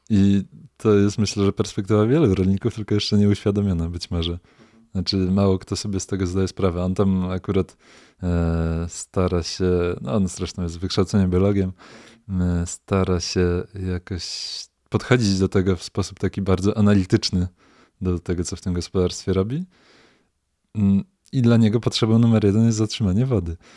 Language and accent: Polish; Poland; nad Sanem się wychowałem, San znam no dobrze